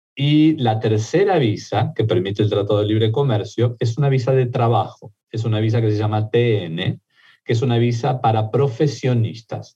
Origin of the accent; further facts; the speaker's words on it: Argentina; accent: Argentine; also born or lived in Mexico; now in United States; mi acento argentino, pero viví en México varios años y me hice mexicano también